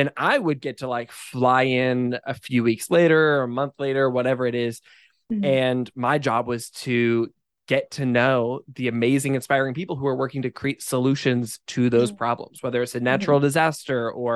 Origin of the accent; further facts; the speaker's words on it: Eastern Washington State, United States; I grew up in Eastern Washington State, almost by Idaho